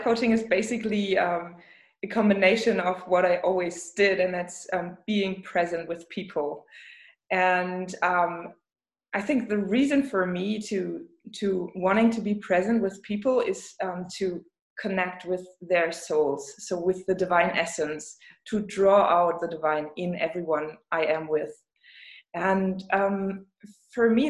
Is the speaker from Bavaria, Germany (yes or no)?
no; Rostock, Mecklenburg-Vorpommern, Germany; English is a second language; now in Leipzig, Germany; I am from the Baltic Sea, but it's Germany.